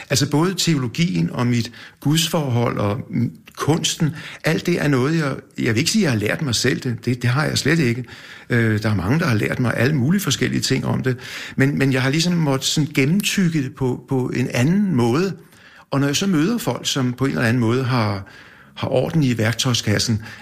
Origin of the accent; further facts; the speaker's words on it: Copenhagen, Capital Region of Denmark, Denmark; Jeg, jeg, jeg er født ude i Valby, i Valby? Ja, og der boede vi ude, tror jeg, nogle, kun øh, to år eller nogle år. Og så flyttede vi ind til noget, der hedder Torsgade inde på Nørrebro.